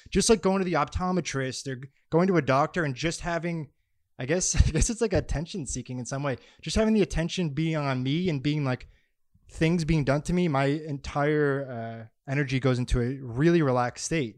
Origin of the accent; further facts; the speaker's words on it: Massachusetts, United States; I'm from Massachusetts